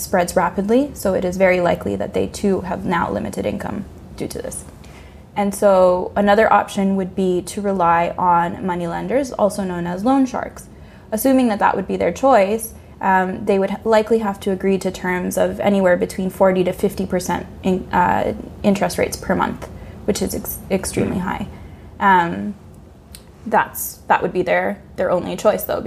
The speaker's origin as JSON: {"language": "English", "country": "Honduras", "moved": "yes", "said": "my home country, Honduras"}